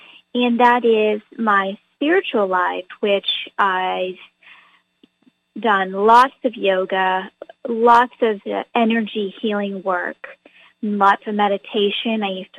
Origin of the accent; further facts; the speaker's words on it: New Hampshire, United States; moved away as an adult; now in California, United States; I am actually originally from New Hampshire, and I lived in New Hampshire for many, many years, but I moved to California when I was around 18 when I went to college.